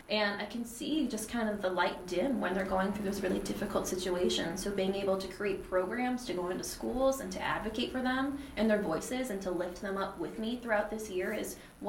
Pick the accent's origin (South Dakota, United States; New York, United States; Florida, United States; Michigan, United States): South Dakota, United States; Rapid City; now in Minneapolis, United States; where I grew up in Rapid City, South Dakota